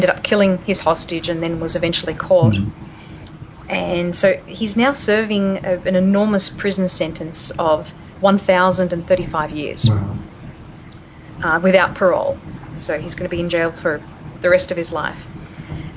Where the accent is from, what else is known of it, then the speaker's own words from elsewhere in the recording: Australia; moved away as an adult; also born or lived in California; now in Denver, United States; I'm an Aussie, I'm Australian, and I've lived in the States. This is my 13th year now.